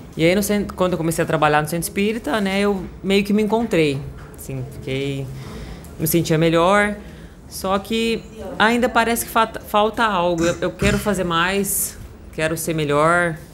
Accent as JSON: {"language": "Portuguese", "town": "Franca", "region": "São Paulo", "country": "Brazil", "said": "Sou de Franca, interior de São Paulo"}